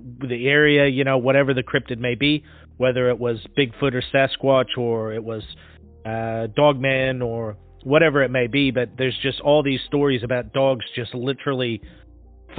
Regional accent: Pacific Northwest, United States; moved away; I'm from the Pacific Northwest originally

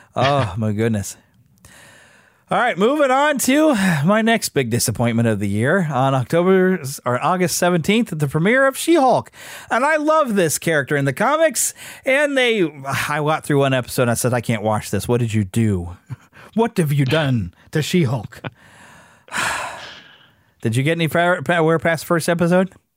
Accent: United States; me as an American

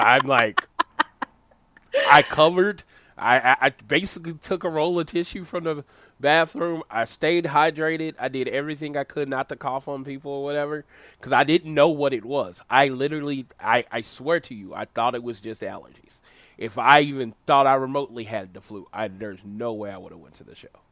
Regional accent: Oklahoma, United States; I'm from Oklahoma

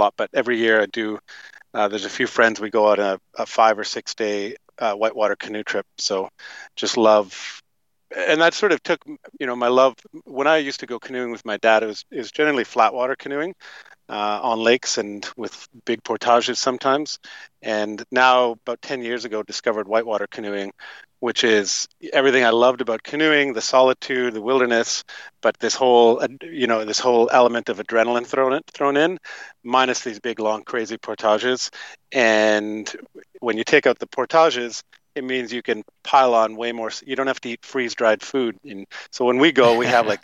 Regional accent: Toronto, Ontario, Canada; moved away as an adult; also born or lived in Fernie, British Columbia; grew up in Toronto, Canada, Toronto, Ontario, Canada.

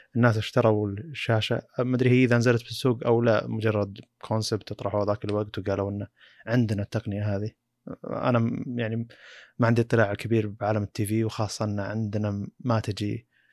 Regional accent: Saudi Arabia; عندنا في السعوديه

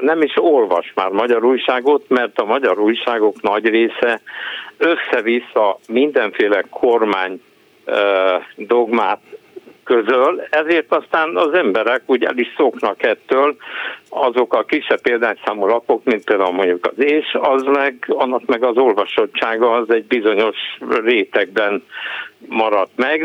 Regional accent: Hungary; first language Hungarian; én magyar vagyok, magyar anyaszült, magyar az anyanyelvem

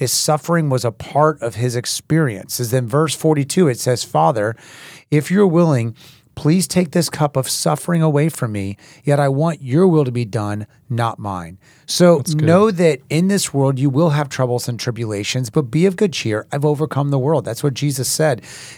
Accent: Haiti; growing up in Haiti as a missionary, my older brother was young and reached down to pet a dog that was eating

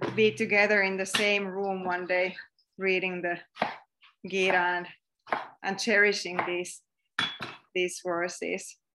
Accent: Finland; accent: Finnish; English is a second language; my weird Finnish accent

